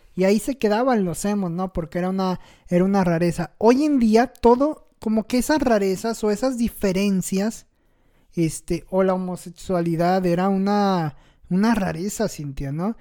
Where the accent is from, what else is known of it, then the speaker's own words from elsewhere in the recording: Mexico; los mexicanos somos cucarachas que estamos en todos lados